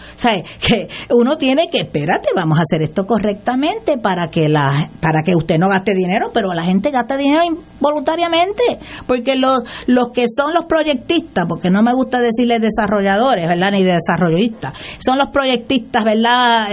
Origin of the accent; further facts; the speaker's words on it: Aguadilla, Puerto Rico; moved away as an adult; also born or lived in Mayagüez; now in San Juan, Puerto Rico; yo soy de Aguadilla, ¿verdad? Y, soy, este, vivo ahora en San Juan